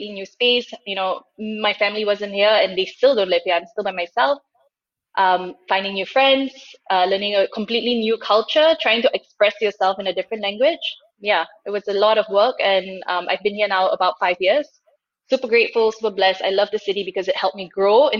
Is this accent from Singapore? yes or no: yes; Singapore; moved away as an adult; now in Germany; I grew up in Singapore. I moved to Germany a couple of years ago